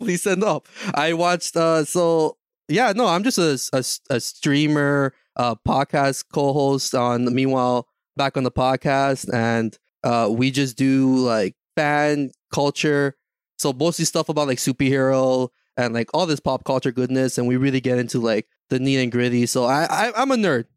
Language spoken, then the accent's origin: English; Canada; I'm from, I'm from Canada